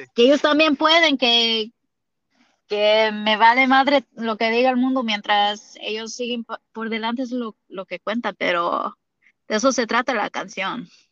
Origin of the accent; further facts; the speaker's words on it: United States; accent: indigenous; nací aquí en los Estados Unidos